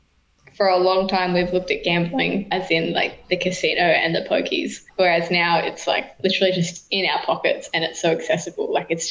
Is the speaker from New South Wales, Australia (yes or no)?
yes; New South Wales, Australia; now in Queensland, Australia; I was born in New South Wales. I live across the road from New South Wales still.